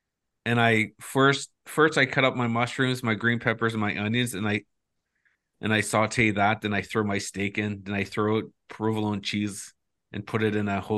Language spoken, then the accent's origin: English; Moose Factory, Ontario, Canada; I'm from Moose Factory